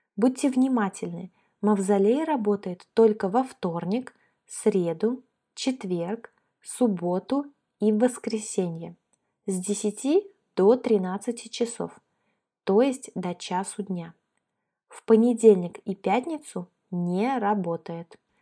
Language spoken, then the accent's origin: Russian; Kaliningrad, Kaliningrad Oblast, Russia; moved away as an adult; also born or lived in Moscow; Мы выросли в Калининграде